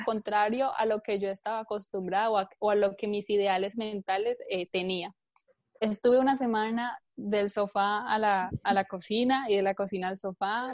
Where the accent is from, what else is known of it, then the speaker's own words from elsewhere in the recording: Colombia; now in Barcelona, Spain; yo vivo en, Barcelona, en España, pero bueno, nací en Colombia, llevo bastantes años por aquí